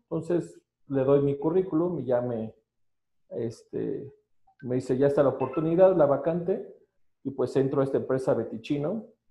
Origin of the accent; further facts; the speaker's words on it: State of Mexico, Mexico; soy del Estado de México